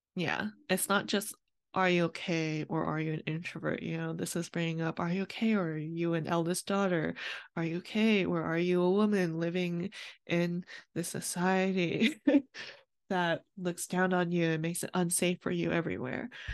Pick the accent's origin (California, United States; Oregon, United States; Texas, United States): California, United States; I was born in California to my Vietnamese immigrant parents